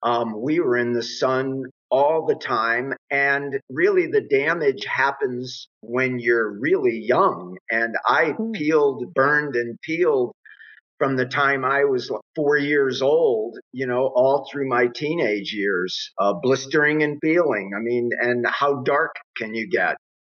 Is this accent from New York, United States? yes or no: no; Miami, Florida, United States; now in Aspen, United States; growing up in Miami and then living out here near Aspen